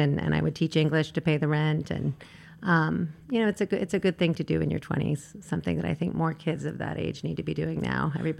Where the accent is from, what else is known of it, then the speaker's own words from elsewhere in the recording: Virginia, United States; I'm from Virginia. It's a small college town.